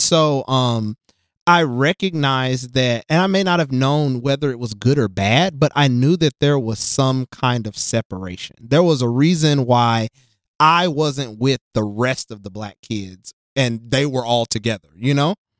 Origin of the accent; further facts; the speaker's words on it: Jackson, Tennessee, United States; also born or lived in Nashville, Tennessee; I grew up in Tennessee, West Tennessee, Jackson, and I came to, uh, Nashville for college